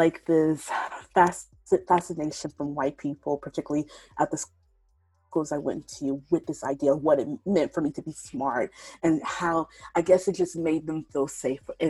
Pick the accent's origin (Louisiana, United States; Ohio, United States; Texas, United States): Louisiana, United States; Shreveport; I grew up in the South, here in Shreveport, Louisiana